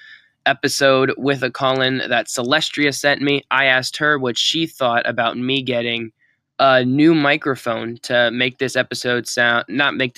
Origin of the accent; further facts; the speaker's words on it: Lancaster, Pennsylvania, United States; I'm from Lancaster, PA